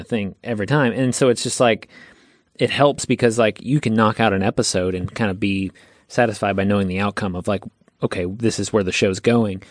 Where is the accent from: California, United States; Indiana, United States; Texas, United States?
Texas, United States; also born or lived in Branson, Missouri; I'm from Texas